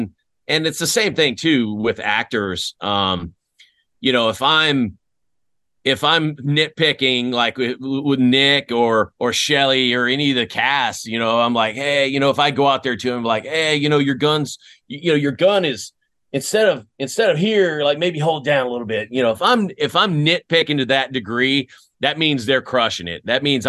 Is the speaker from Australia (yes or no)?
no; Greece; born there; also born or lived in Fort Riley, United States / Germany; After I was born in Greece. My family, we moved to Fort Riley. My dad did 2 years at Fort Riley before we went back to Germany